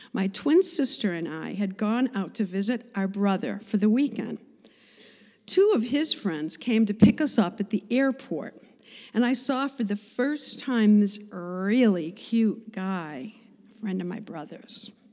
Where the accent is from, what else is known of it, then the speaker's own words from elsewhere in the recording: Cheektowaga, New York, United States; I was born in Buffalo, New York, in a suburb called Cheektowaga